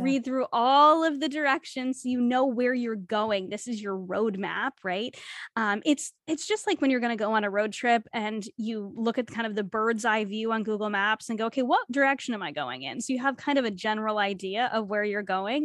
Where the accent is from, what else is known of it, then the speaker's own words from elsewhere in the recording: New England, United States; moved away as an adult; now in Canada; growing up in New England